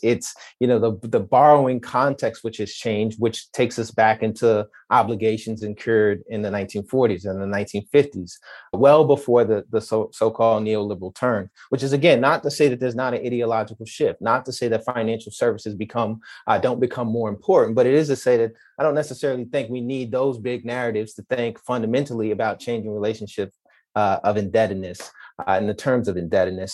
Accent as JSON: {"language": "English", "town": "New York City", "region": "New York", "country": "United States", "said": "I'm from Queens"}